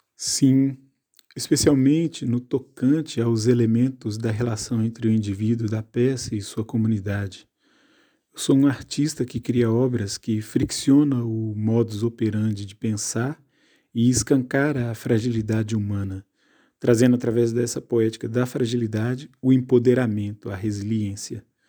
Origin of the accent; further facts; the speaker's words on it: Contagem, Minas Gerais, Brazil; now in Normandy, France; nasci em Contagem, Minas Gerais, e vivo atualmente na Normandia, França